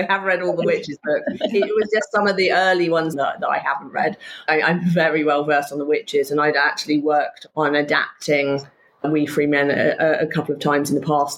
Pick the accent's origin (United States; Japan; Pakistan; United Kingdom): United Kingdom; Somerset, South West England; also born or lived in Wiltshire; I spent a lot of my time in Somerset. It was a very rural existence